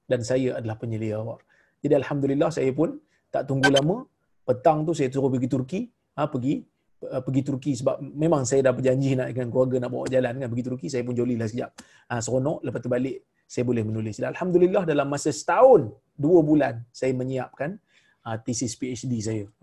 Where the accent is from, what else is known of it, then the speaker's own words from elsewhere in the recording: Malaysia; Saya orang Melayu dia orang Jordan.